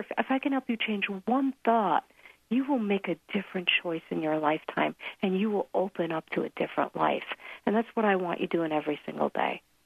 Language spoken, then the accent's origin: English; New York, United States; now in Colorado, United States; I'm from New York also